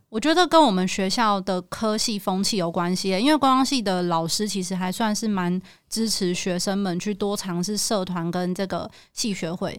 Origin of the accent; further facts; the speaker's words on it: Taipei, Taiwan; 我是台北人，台， 我台语很破